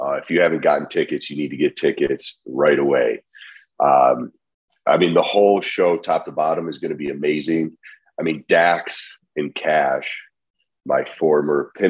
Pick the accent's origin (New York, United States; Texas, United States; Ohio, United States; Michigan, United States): Ohio, United States; Middlefield; also born or lived in Willoughby, Ohio; I am born and raised in Middlefield, Ohio